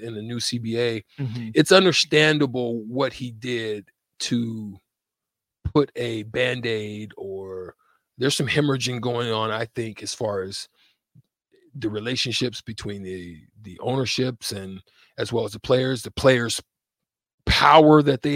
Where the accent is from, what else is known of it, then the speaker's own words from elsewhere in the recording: Alabama, United States; moved away; I was born in Alabama